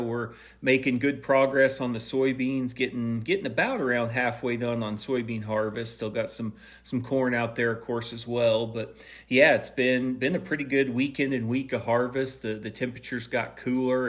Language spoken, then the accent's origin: English; Missouri, United States; my home state, Missouri